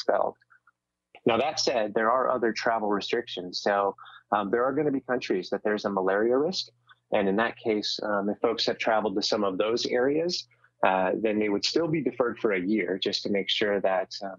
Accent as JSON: {"language": "English", "area": "the Bay Area", "region": "California", "country": "United States", "said": "I'm from the Bay Area. I'm proud of the Bay Area."}